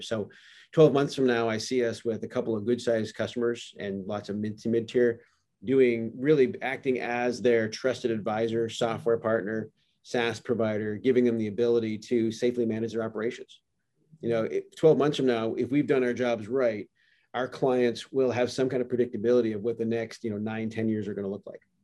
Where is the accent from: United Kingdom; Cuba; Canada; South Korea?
Canada; moved away; also born or lived in California; I am a Canadian, and very proudly